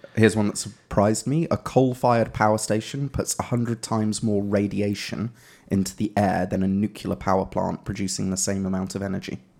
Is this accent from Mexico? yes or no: no; England, United Kingdom; moved away; being English here